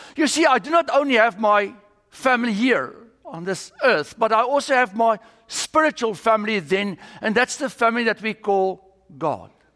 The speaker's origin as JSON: {"language": "English", "country": "South Africa", "moved": "as an adult", "lives_now": "United States", "said": "I'm from South Africa"}